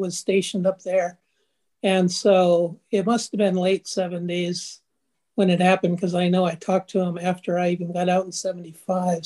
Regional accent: Detroit, Michigan, United States; I was born in Detroit

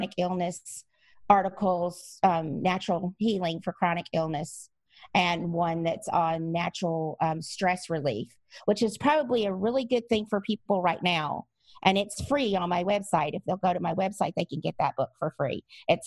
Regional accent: Louisiana, United States; moved away; I'm also from Louisiana originally, so I have some Cajun stubbornness in me as well

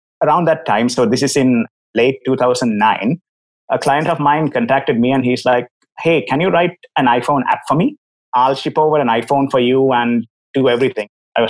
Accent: Sri Lanka; As for myself, first of all, I'm from Sri Lanka, as my accent probably tells you.

